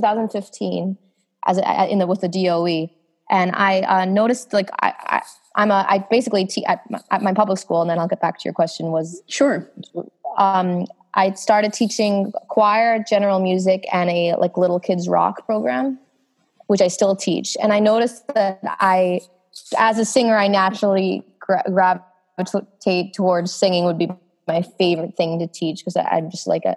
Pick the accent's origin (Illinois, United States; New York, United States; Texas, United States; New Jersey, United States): New York, United States; New York City; I'm from Sunnyside, Queens